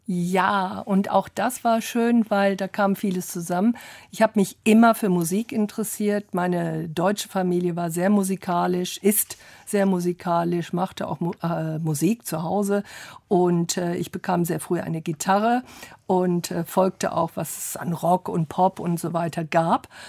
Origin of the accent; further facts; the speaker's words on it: London, United Kingdom; moved away; also born or lived in Oxford; ich bin in London groß geworden, Oxford geboren